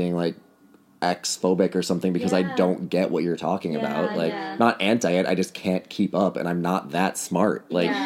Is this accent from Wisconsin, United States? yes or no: yes; Wisconsin, United States; moved away as an adult; now in New York, United States; I'm from Wisconsin originally. Lived in New York for the last 4 years.